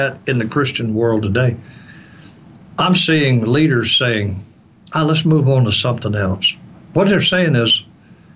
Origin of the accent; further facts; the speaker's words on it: the South, United States; I'm from the South and I'm from, you know, kind of a fundamentalist church